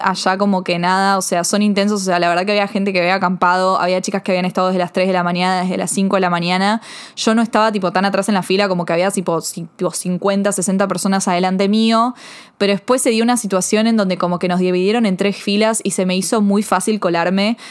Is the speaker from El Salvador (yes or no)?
no; Argentina; soy argentina, yo no soy de Estados Unidos